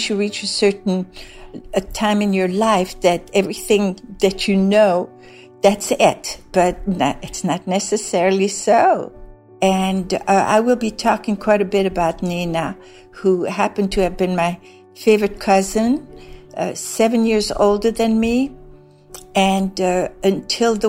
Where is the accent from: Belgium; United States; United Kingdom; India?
Belgium; Brussels, Brussels-Capital Region; moved away; I was born in Brussels, Belgium, in Laeken, L-A-E-K-E-N.